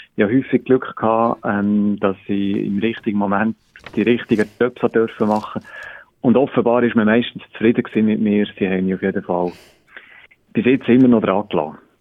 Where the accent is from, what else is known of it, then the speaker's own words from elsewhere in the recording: Biel, Bern, Switzerland; moved away as an adult; komme ursprünglich aus dem Kanton Bern